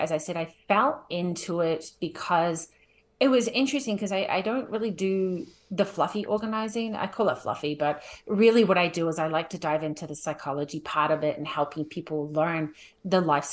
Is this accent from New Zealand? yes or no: yes; New Zealand; now in Calgary, Canada; I'm originally from New Zealand. I'll be short and sweet, but now I live in Calgary